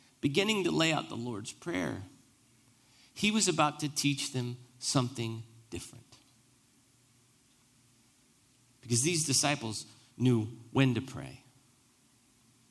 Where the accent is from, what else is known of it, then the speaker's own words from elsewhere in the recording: United States; primarily as Americans, as an American Christian